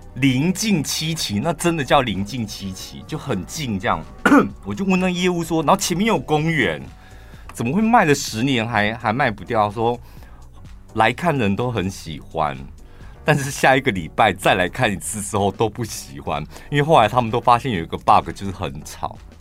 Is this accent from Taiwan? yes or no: yes; Taichung, Taiwan; 我们台中人